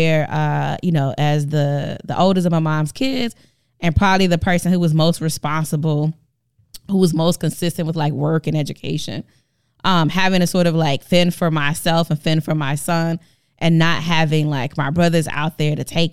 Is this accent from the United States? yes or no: yes; Milwaukee, Wisconsin, United States; moved away as an adult; now in Madison, United States; I grew up in the actual for real hood in Milwaukee, Wisconsin